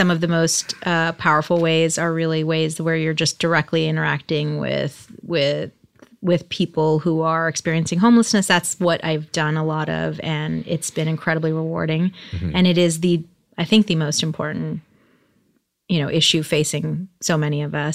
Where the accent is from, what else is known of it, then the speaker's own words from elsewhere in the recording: outside of Boston, Massachusetts, United States; now in Los Angeles, United States; I grew up outside of Boston